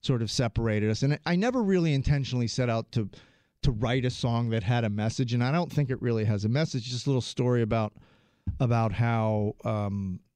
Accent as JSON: {"language": "English", "region": "New Jersey", "country": "United States", "tie": "born or raised there", "also_born_or_lived": "Philadelphia", "moved": "yes", "said": "Born in Philadelphia, raised in South Jersey"}